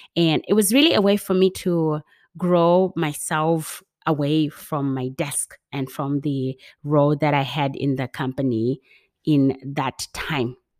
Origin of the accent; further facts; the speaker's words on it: Zimbabwe; my passion for working in healthcare comes from growing up in Zimbabwe as part of the H I V AIDS generation.